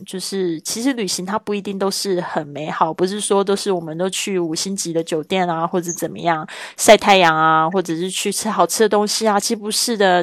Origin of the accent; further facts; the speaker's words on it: Taiwan; moved away as an adult; now in Spain; 来自台湾，五年前开始线上制作播客，环绕北半球两圈之后，我现在居住在西班牙